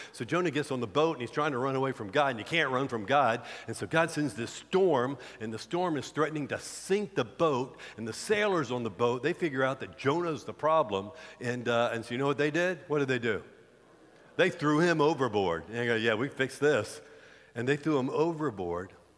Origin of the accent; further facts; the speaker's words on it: the South, United States; we grew up in the South